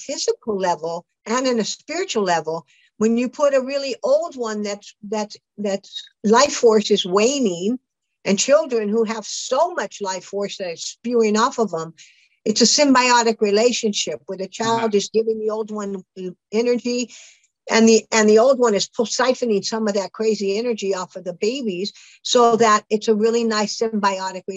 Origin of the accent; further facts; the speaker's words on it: California, United States; I grew up in California.